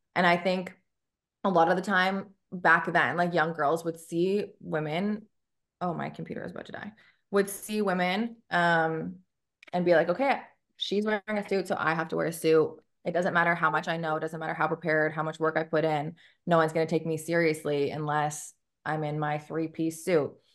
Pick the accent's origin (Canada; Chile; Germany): Canada; moved away as an adult; now in Memphis, United States; I'm Canadian